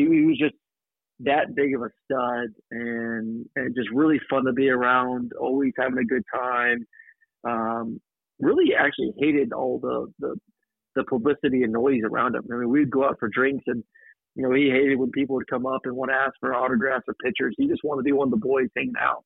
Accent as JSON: {"language": "English", "town": "Tampa", "region": "Florida", "country": "United States", "tie": "born or raised there", "also_born_or_lived": "Georgia", "said": "I'm a Florida boy originally. I, I grew up in Tampa"}